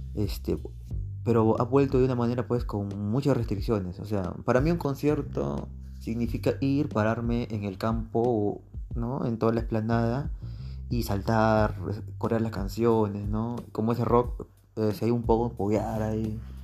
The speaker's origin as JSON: {"language": "Spanish", "country": "Peru", "said": "mi país, aquí en Perú"}